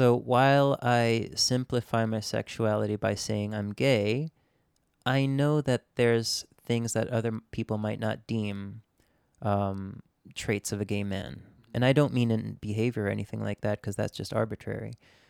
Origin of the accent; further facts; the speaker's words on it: Japan; So, yes, I grew up in Japan, but at the same time, I grew up in a very simultaneously international, but also very niche community.